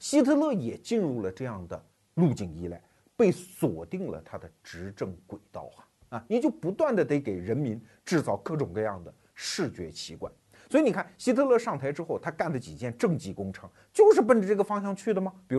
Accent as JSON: {"language": "Chinese", "country": "China", "said": "我作为一个中国人"}